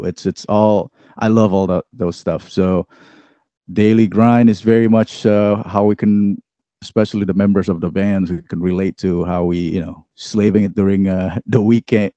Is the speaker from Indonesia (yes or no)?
yes; Indonesia; moved away; I grew up in Indonesia